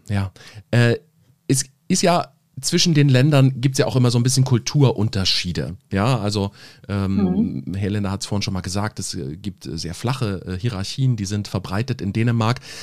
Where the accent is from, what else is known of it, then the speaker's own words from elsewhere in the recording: Germany; hier bei uns in Deutschland